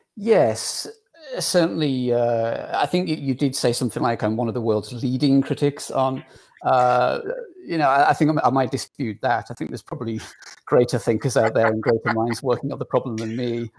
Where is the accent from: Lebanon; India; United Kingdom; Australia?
United Kingdom; England; accent: English; my English accent